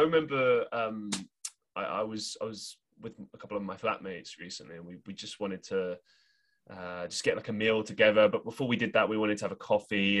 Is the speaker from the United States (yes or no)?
no; London, United Kingdom; moved away as an adult; when I moved to go to university, I at least went somewhere that was away from London